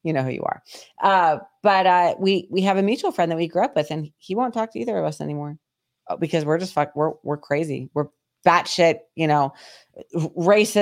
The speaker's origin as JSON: {"language": "English", "town": "Brookfield", "region": "Connecticut", "country": "United States", "tie": "born or raised there", "moved": "yes", "said": "the little town that we grew up in Connecticut"}